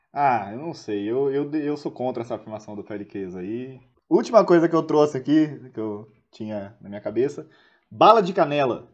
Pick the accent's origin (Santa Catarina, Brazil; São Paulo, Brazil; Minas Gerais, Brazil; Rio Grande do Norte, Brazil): São Paulo, Brazil; Santos; como eu sou de Santos